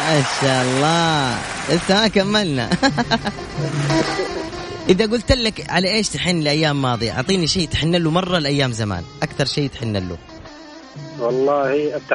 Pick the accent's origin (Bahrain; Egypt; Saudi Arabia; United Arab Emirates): Saudi Arabia; Jeddah, Makkah Province; 38 سنه من اين يا … من جدة